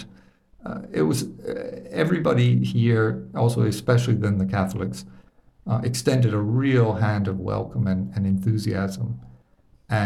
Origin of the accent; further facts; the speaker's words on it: Alabama, United States; I grew up in Alabama